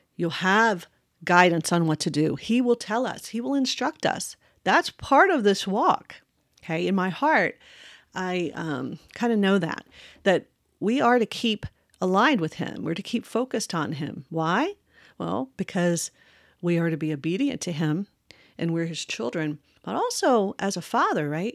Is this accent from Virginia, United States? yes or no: yes; Westmoreland County, Virginia, United States; I grew up in Virginia, in a very rural area, uh, called, uh, Westmoreland County